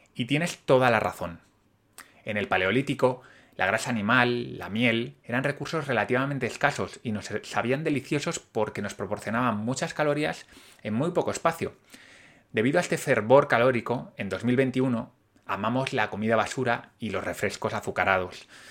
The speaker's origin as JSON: {"language": "Spanish", "country": "Spain"}